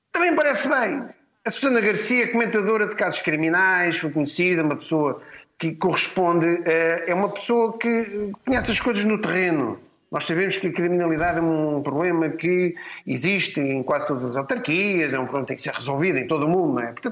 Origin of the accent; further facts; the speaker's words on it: Lisbon, Portugal; eu ainda percebo como Lisboeta, e eleitor em Lisboa